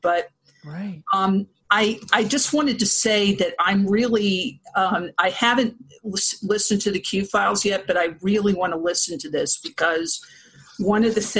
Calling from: Massachusetts, United States; also born or lived in Columbus, Ohio; Well, I'm in Massachusetts right now, but I spent 20 years living in Ohio. So in Columbus.

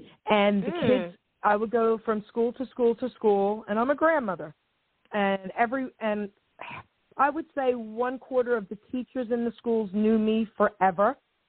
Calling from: New Jersey, United States; I'm calling from New Jersey.

